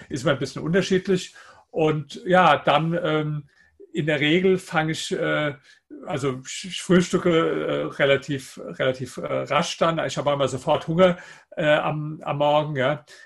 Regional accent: Germany; dass man einfach viele Worte definitiv falsch, falsch ausspricht als, als Deutscher.

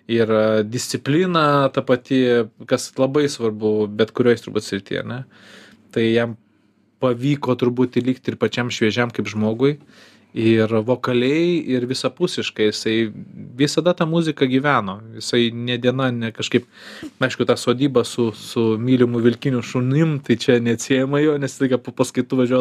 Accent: Kaunas, Kaunas County, Lithuania; kai augau Kaune centre

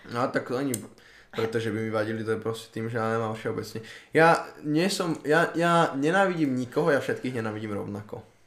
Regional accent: Slovakia; že som sa narodil na Slovensku, si nemyslím, že teraz zo mňa robí... Akože áno, občanstvom som Slovák, to je pravda

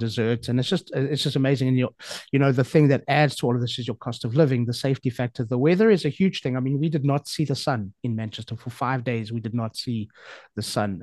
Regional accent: Johannesburg, Gauteng, South Africa; moved away as an adult; now in Portugal; born and raised in Johannesburg. Um, grew up there

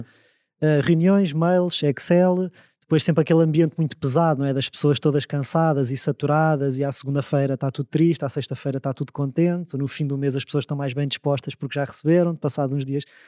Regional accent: Amadora, Lisbon, Portugal; eu cresci na Amadora

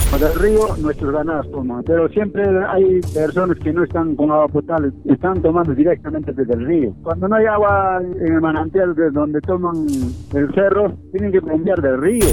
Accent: La Pampa, Puno, Peru; nosotros somos de La Pampa

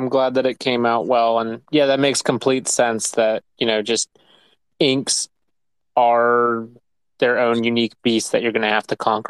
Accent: United States; So as an uncultured American who does spaces

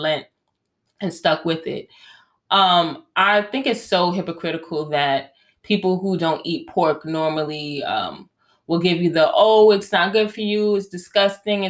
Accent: Jamaica; as a Jamaican, I love jerk pork

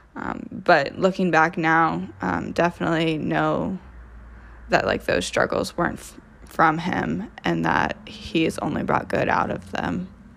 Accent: Troy, Ohio, United States; I am from Troy, Ohio, which is about twenty minutes north of Dayton.

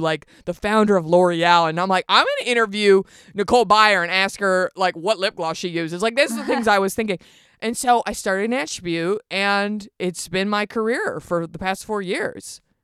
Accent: Garland, Texas, United States; moved away; I grew up in Garland, Texas

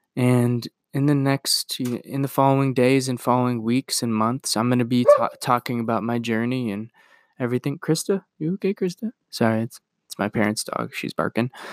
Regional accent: Iowa, United States; I'm gonna move from Iowa, where I was born and raised, and where I've grown up and lived for twenty-two years

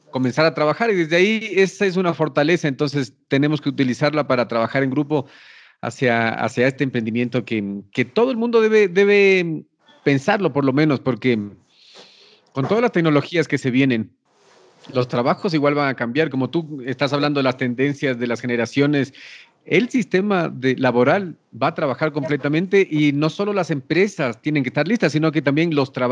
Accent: Ecuador; yo soy ecuatoriano chileno, chileno es mi padre y yo tengo esas, esas

